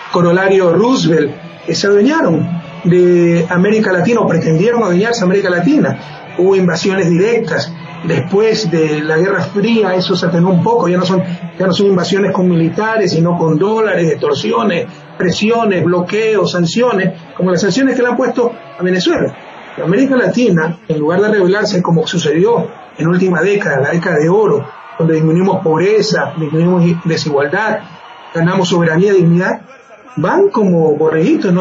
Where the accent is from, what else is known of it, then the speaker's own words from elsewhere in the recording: Ecuador; Eso no somos los ecuatorianos